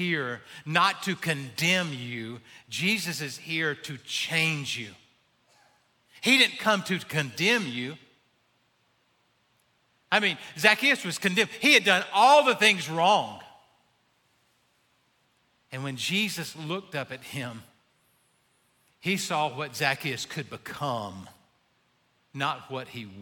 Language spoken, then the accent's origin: English; Abbeville, South Carolina, United States; I'm from Abbeville.